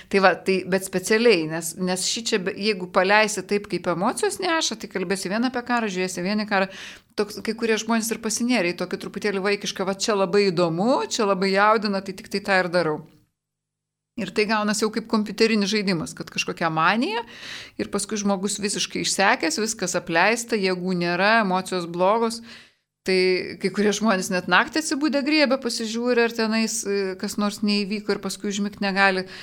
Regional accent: Lithuania; toj Lietuvoje savo gimėm šalia Rusijos

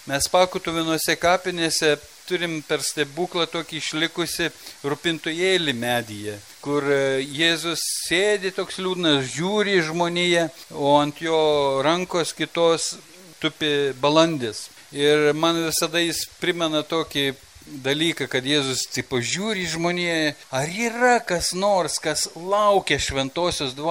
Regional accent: Lithuania; mes lietuviai

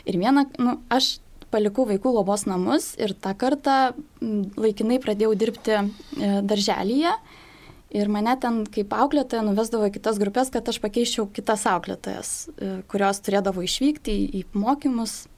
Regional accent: Šiluva or Raseiniai, Kaunas County, Lithuania; moved away; Aš greičiausiai važiuosiu savo gimtąjį miestą, kad seneliai galėtų pabūti su mergaitė, tai greičiausiai gal Šilovoje arba Raseinių

